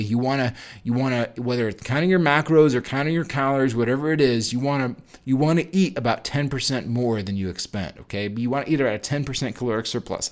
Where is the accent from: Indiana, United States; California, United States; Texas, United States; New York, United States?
New York, United States; moved away as an adult; also born or lived in Chicago, Illinois; I'm, I'm from New York, and we didn't have Chipotle out there in New York at the time, and I moved to Midwest.